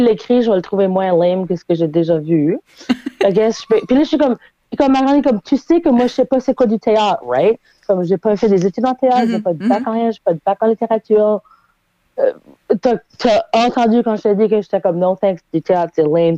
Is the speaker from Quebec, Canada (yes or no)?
no; Halifax, Nova Scotia, Canada; moved away as an adult; now in Moncton, Canada; moi, je suis originaire d'Halifax, puis j'ai vécu là pendant les 30 euh, premières années de ma vie, 31 premières années de ma vie